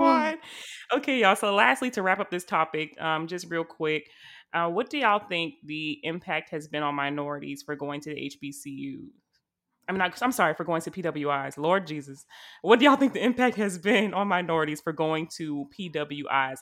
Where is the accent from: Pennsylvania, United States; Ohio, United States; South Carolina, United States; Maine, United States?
South Carolina, United States; I'm from South Carolina